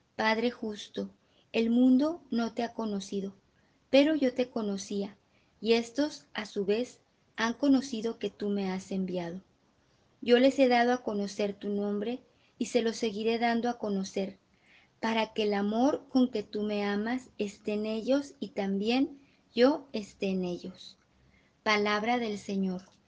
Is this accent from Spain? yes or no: no; Guanajuato, Mexico; yo que soy de Guanajuato